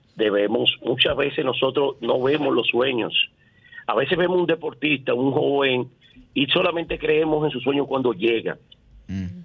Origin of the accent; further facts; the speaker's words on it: Ensanche Quisqueya, Distrito Nacional, Dominican Republic; me crié aquí en el Sánchez Quisqueya